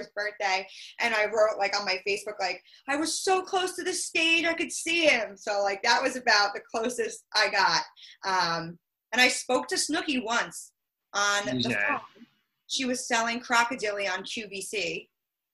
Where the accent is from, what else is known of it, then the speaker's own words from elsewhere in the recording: Long Island, New York, United States; I'm from Long Island. I live on or in, whatever you prefer. I live on Long Island. And I live at home with my parents